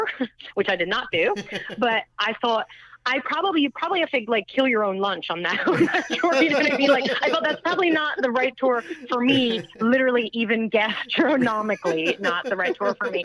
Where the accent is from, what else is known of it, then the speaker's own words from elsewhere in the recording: United States; as an American